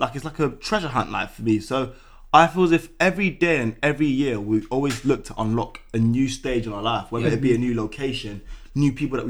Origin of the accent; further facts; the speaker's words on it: London, United Kingdom; I come from Peckham, so... For those of you that don't know, Peckham's in Southeast London